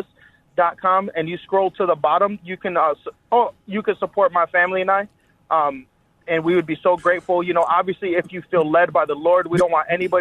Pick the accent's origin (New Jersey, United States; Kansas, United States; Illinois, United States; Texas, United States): Illinois, United States; Chicago; we're from Chicago, bro.